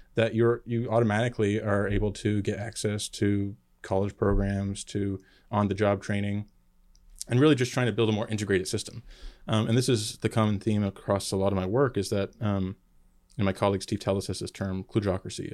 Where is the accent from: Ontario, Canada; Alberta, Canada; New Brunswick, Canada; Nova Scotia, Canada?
Nova Scotia, Canada; now in United States; I was uh, born and raised in Nova Scotia, Canada, Trailer Park Boys territory